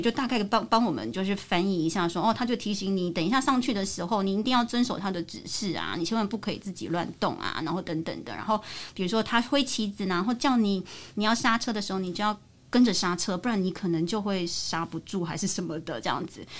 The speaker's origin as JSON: {"language": "Chinese", "country": "Taiwan", "said": "我们就从台湾来的我跟我师傅"}